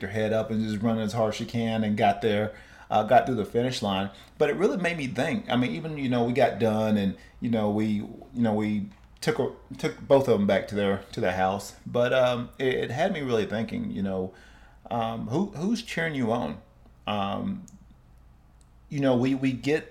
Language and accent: English; Cleveland, Tennessee, United States; now in West Coast, United States; home to my hometown in Cleveland, Tennessee, seeing friends and family